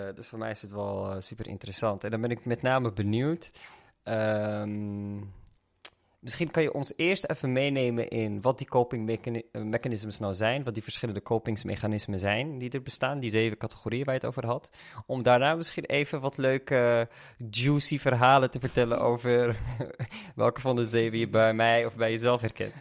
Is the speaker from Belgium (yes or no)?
no; Amsterdam, North Holland, Netherlands; we zijn opgegroeid in Amsterdam samen